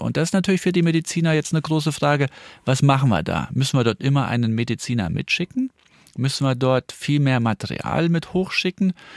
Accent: northern Saarland, Germany; ich komme ja aus dem Nordsaarland

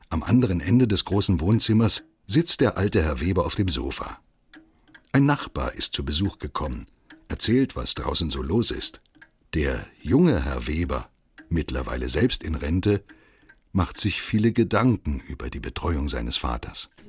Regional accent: Poland; moved away; Ich wurde als kleines Kind in Polen zurückgelassen

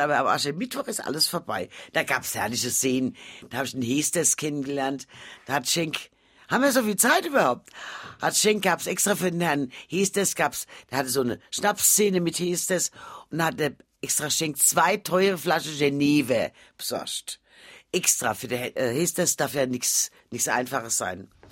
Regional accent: Frankfurt, Hesse, Germany; also born or lived in Mainz; in Frankfurt geboren und in Frankfurt

